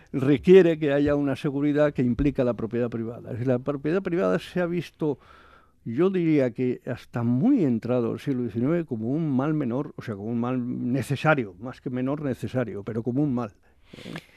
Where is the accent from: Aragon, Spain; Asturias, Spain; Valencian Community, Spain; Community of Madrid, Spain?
Aragon, Spain; yo soy aragonés